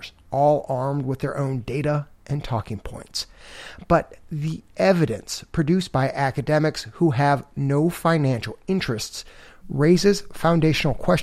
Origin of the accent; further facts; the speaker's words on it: Chicago, Illinois, United States; I grew up in Chicago